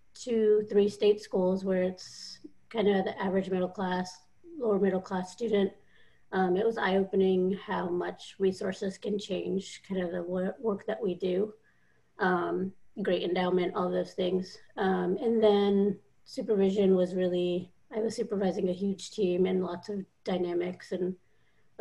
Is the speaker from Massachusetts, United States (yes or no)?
no; Atlanta, Georgia, United States; I grew up in the Atlanta metro area